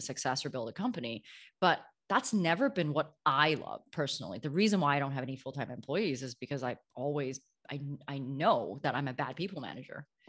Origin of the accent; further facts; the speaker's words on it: Canada; moved away as an adult; also born or lived in New York; now in Amsterdam, Netherlands; I grew up in Canada, but moved to New York a few years ago